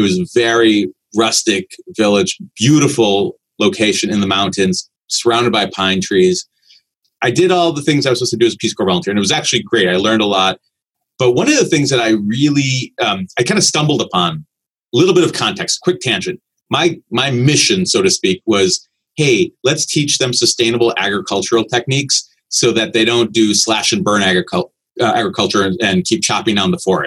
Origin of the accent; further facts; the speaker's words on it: Chicago, Illinois, United States; I was born and raised in Chicago